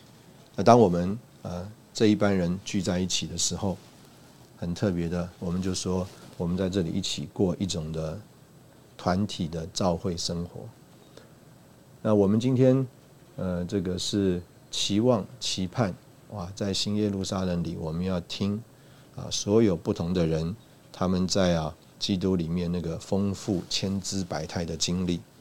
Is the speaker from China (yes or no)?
yes; China; 就说啊，我们中国人呢，呃，这个最看重的或者最最愿意花钱的啊，就是啊吃啊